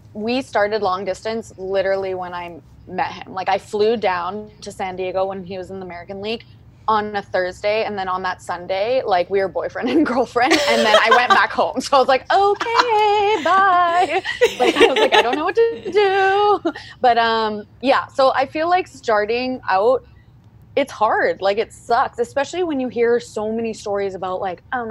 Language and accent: English; Calgary, Alberta, Canada; I'm from Calgary, based in Calgary, Alberta.